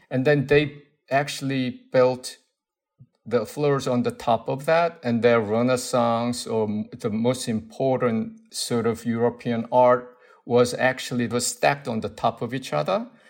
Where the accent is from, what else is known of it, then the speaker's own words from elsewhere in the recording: South Korea; English is a second language; moved away as an adult; also born or lived in Seoul / United States; now in London, United Kingdom; when I was growing up in Korea, I mean, in a way, I learned my English from the radio station for American soldiers.